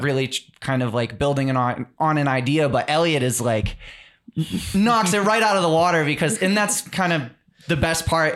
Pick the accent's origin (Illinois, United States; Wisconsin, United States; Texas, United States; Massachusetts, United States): Massachusetts, United States; South Shore; we're all from the South Shore